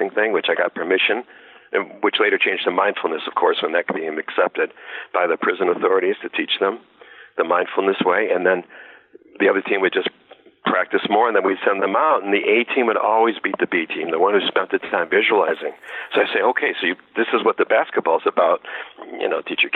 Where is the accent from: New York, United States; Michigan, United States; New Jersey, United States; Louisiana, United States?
Michigan, United States; Detroit; I'm from Detroit.